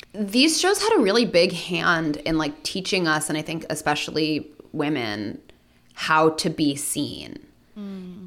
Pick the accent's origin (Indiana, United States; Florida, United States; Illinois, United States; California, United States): California, United States; Los Angeles; being born and raised in Los Angeles